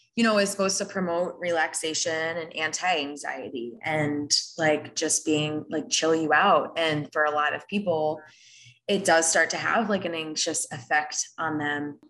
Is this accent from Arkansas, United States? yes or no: no; Rockland County, New York, United States; born or raised there; moved away